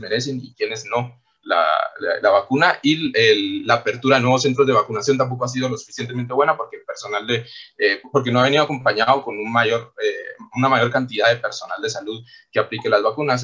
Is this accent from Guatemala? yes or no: yes; Guatemala; nosotros como guatemaltecos y guatemaltecas